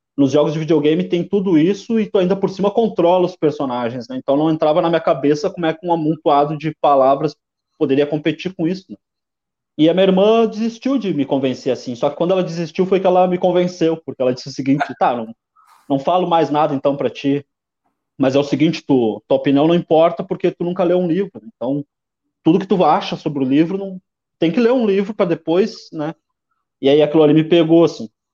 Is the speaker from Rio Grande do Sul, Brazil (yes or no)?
yes; Porto Alegre, Rio Grande do Sul, Brazil; Nasci na Lomba do Pinheiro, extremo leste de Porto Alegre, na divisa com Viamão, no ano de 1987